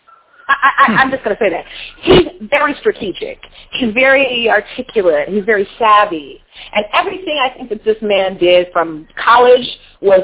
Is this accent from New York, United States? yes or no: no; California, United States; also born or lived in Louisiana; I'm from California